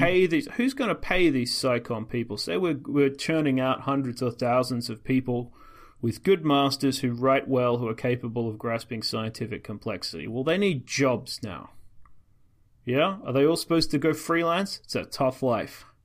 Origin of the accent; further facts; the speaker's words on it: Australia; I'm Australian